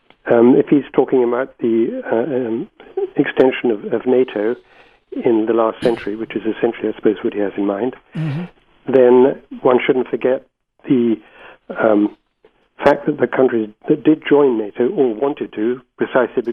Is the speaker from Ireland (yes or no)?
no; Gibraltar; moved away; I was born in Gibraltar and spent much of my boyhood there.